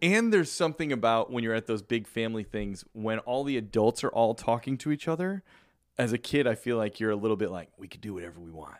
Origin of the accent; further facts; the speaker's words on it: Chicago, Illinois, United States; moved away; growing up in Chicago